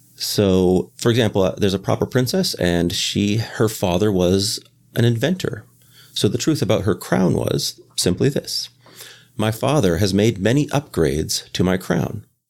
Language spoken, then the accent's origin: English; Canada; moved away as an adult; now in Boston, United States